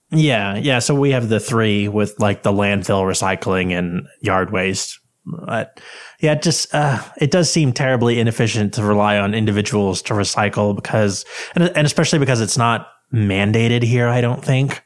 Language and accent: English; United States; I'm from America